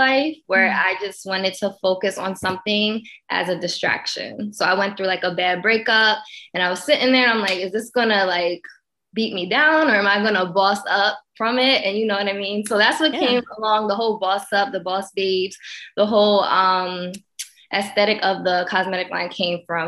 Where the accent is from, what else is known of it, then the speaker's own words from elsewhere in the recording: Pennsylvania, United States; moved away as an adult; now in Los Angeles, United States; I'm originally from Pennsylvania.